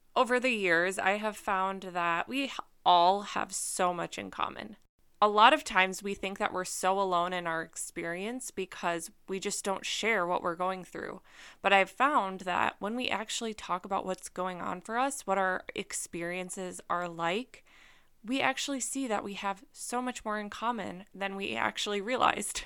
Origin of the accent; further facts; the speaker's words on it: Minnesota, United States; also born or lived in Wisconsin; I grew up in Minnesota.